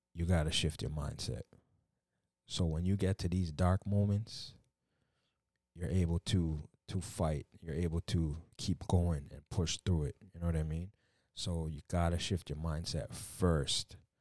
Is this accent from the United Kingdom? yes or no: no; Canada; coming from a Jamaican background, you know, I was born in Canada